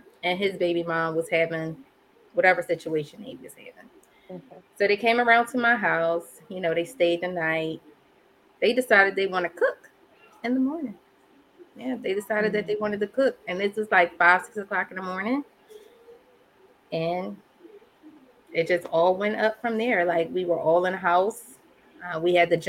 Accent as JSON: {"language": "English", "town": "Philadelphia", "region": "Pennsylvania", "country": "United States", "tie": "born or raised there", "said": "I was born and raised in West Philly"}